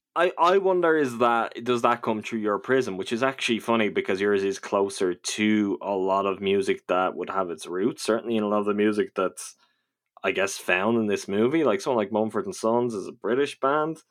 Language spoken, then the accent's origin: English; Ireland; I'm from Ireland